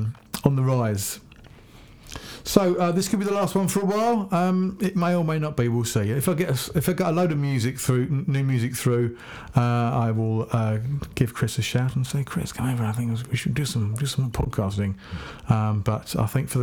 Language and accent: English; Hampshire, South East England, United Kingdom; I'm Hampshire hog